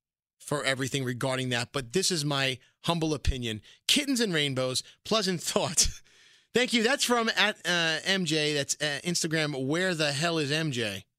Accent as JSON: {"language": "English", "town": "New York City", "region": "New York", "country": "United States", "said": "I am from Brooklyn."}